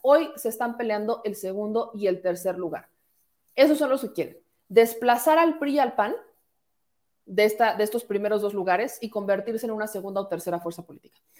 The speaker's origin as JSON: {"language": "Spanish", "region": "Puebla", "country": "Mexico", "said": "yo soy poblana"}